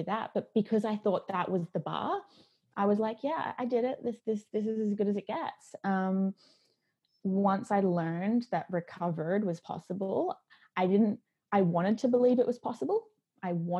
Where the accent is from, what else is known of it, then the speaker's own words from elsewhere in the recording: Australia; moved away; I grew up in Australia